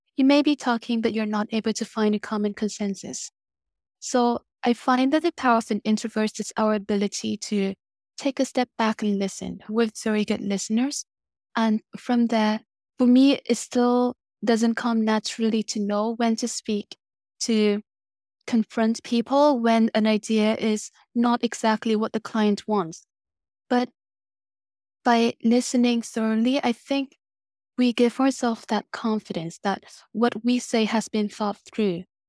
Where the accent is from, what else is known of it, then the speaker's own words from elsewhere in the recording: Vietnam; moved away; I grew up in Vietnam